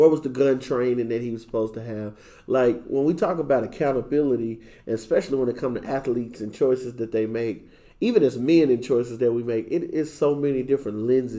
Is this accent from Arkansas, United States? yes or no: yes; Forrest City, Arkansas, United States; now in Dallas, United States; I'm from Forest City, Arkansas, currently residing in Dallas, Texas.